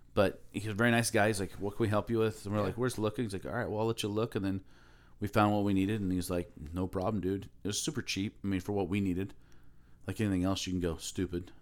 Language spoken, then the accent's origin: English; Aloha, Oregon, United States; moved away as an adult; also born or lived in Camas, Washington; now in Alaska, United States; I grew up in Aloha